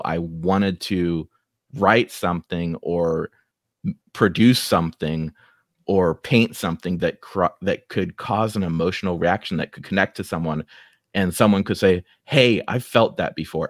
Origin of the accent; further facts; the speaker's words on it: Dayton, Ohio, United States; accent: Ohioan; also born or lived in Beavercreek; I grew up right here in Dayton